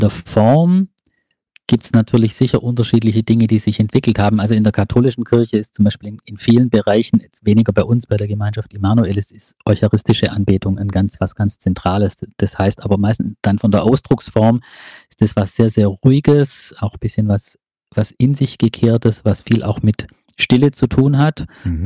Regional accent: Ravensburg, Baden-Württemberg, Germany; ich komme aus Ravensburg

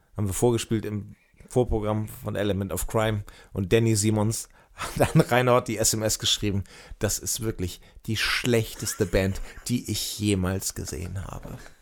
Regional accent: Hemmoor, Lower Saxony, Germany; moved away; da, wo ich herkomme, so Ecke Cuxhaven, richtig Land auch

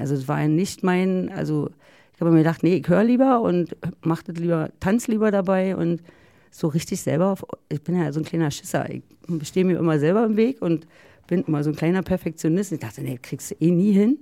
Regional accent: East Germany, Germany; ich bin ja aus dem Osten

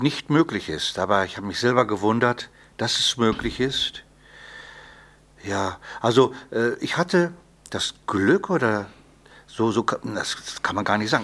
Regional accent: Paderborn, North Rhine-Westphalia, Germany; ich komme ja aus Paderborn

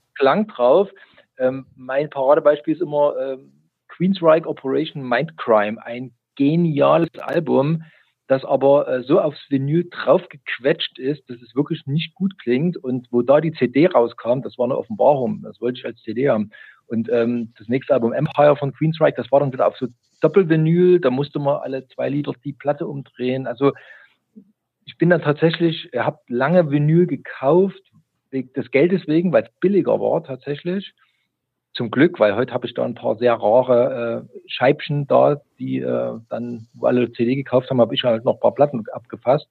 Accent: East Germany, Germany; ich bin gebürtiger DDR-Bürger

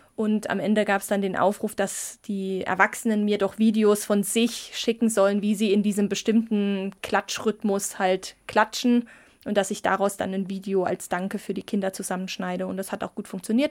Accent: Saarland, Germany; moved away; ich komme ja aus dem Saarland gebürtig

